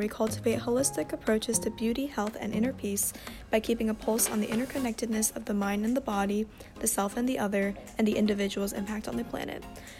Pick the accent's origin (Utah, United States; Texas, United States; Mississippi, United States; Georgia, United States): Georgia, United States; Atlanta; moved away as an adult; also born or lived in Shanghai, China / Manhattan, New York; now in New York, United States; Currently, I'm residing in the East Village in Manhattan, but I'm originally from Atlanta, Georgia.